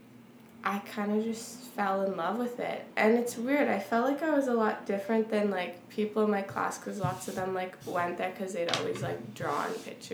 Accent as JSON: {"language": "English", "town": "Weyburn", "region": "Saskatchewan", "country": "Canada", "tie": "born or raised there", "said": "I come from Weyburn"}